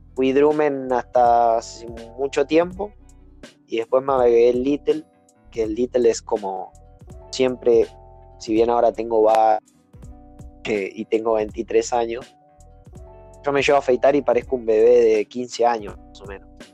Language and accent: Spanish; Tigre, Buenos Aires Province, Argentina; soy argentino soy de tigre